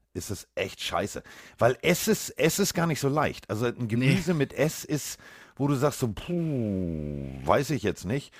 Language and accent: German; Hamburg, Germany; ich komme aus Hamburg